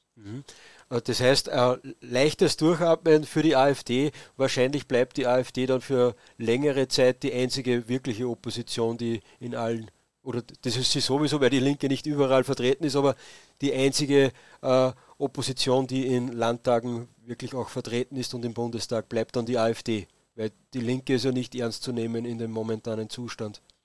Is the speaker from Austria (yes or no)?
yes; Austria; bei uns in Österreich